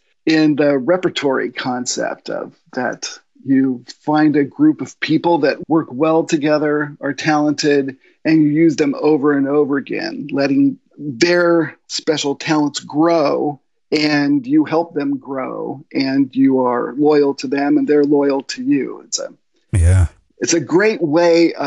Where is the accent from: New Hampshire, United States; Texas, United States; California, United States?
California, United States; Long Beach; also born or lived in Los Alamitos; I was born and raised pretty much in Long Beach and a small community down south from LA called Los Alamitos, Seal Beach